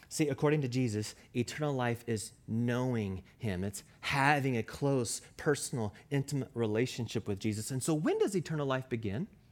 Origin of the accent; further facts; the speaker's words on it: Louisville, Kentucky, United States; I was born and raised in Louisville, Kentucky